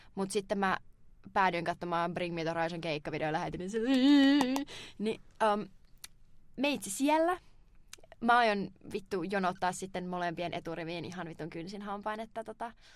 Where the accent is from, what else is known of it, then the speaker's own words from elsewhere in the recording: Turku, Southwest Finland, Finland; mä oon turkulainen